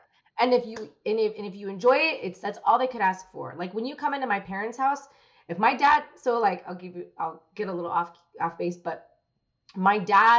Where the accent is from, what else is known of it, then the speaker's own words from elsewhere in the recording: Philippines; well, I'm Filipino, so I'll make keto food, Filipino food.